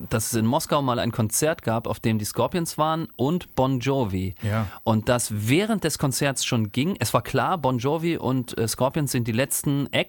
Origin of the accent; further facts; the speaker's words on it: East Germany, Germany; ich komme ja aus dem Osten.